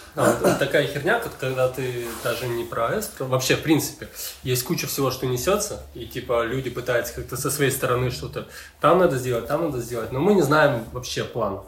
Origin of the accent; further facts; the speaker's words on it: Ukraine; я тут э, в своей стране